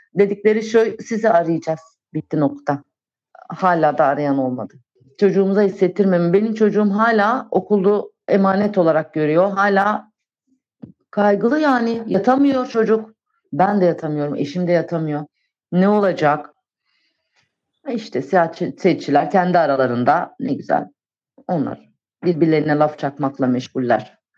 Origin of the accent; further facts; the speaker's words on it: Antakya, Hatay, Turkey; moved away as an adult; Orası benim memleketim